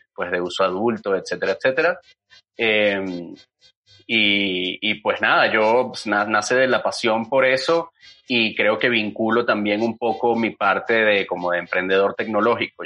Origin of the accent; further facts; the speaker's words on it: Venezuela; now in Mexico; yo soy venezolano